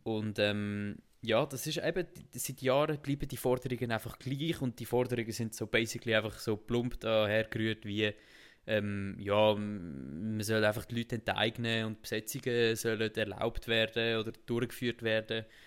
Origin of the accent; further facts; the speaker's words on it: Zug, Switzerland; wir sind im gleichen Kanton ja aufgewachsen